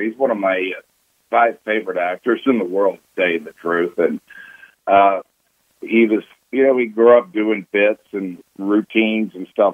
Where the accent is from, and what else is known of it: Texas, United States; born or raised there